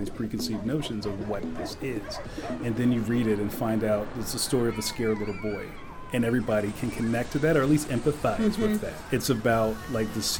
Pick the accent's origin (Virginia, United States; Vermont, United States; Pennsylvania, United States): Pennsylvania, United States; Philadelphia; I grew up in Philly that looked like trading places